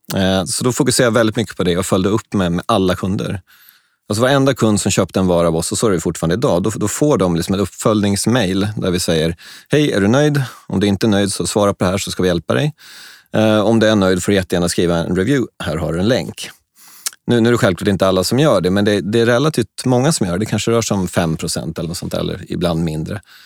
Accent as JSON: {"language": "Swedish", "country": "Sweden", "also_born_or_lived": "China", "said": "jag är svensk"}